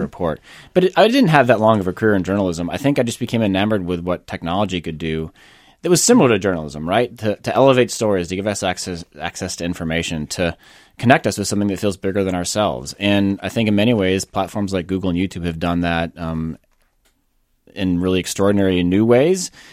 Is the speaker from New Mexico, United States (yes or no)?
no; Northfield, Minnesota, United States; moved away as an adult; also born or lived in California; I grew up in the Midwest